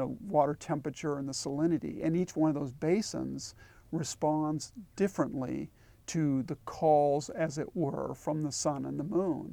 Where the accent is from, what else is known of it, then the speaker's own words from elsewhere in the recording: California coast, United States; moved away as an adult; also born or lived in Seattle / Alaska; I grew up on the California coast